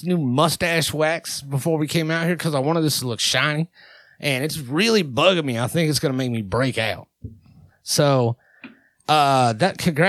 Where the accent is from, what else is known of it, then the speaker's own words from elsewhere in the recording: Texas, United States; born there; we got myself, which is a down-home country. I was born in Texas.